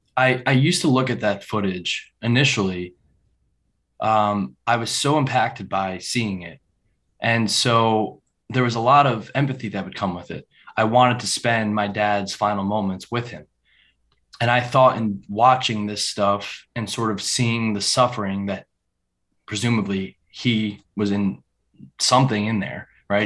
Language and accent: English; New Vernon, New Jersey, United States; born or raised there